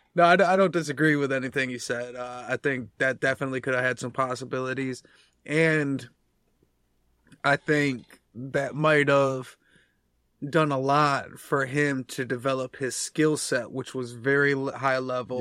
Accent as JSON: {"language": "English", "country": "United States", "said": "we're American"}